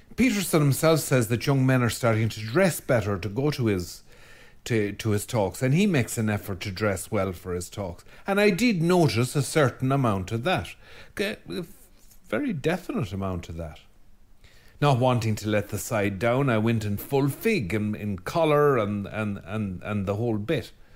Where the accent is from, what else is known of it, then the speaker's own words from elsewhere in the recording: Ireland; being Irish